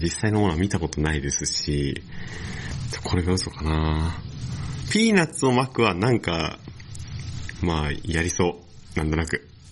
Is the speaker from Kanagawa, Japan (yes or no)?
yes; Yokosuka, Kanagawa, Japan; 神奈川県横須賀市出身